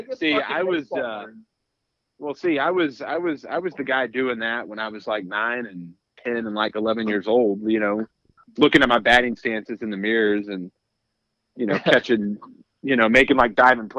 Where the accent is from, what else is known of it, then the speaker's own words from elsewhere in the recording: Dallas, Texas, United States; I grew up in Dallas.